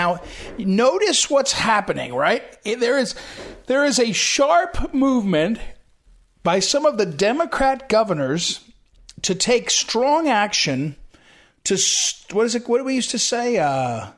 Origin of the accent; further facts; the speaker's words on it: Missouri, United States; Missouri, my home state for many years